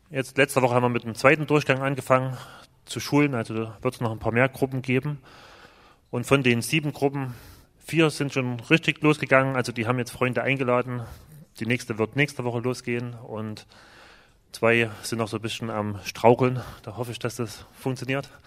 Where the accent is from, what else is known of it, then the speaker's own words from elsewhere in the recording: Saxony, Germany; wir kommen zwar aus Ostdeutschland, aber aus einer sehr frommen Ecke, aus dem Erzgebirge. Das ist schon ähnlich wie hier.